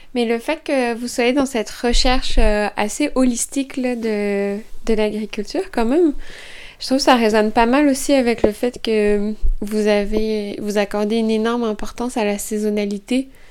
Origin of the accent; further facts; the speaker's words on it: Estrie, Quebec, Canada; chez nous, en Estrie